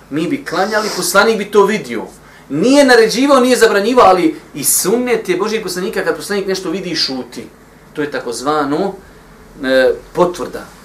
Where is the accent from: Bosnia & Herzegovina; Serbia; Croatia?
Bosnia & Herzegovina